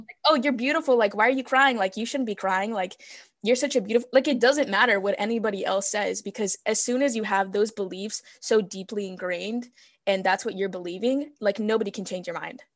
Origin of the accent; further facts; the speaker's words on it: California, United States; first language Spanish; English is a second language; also born or lived in Mexico; I was born in California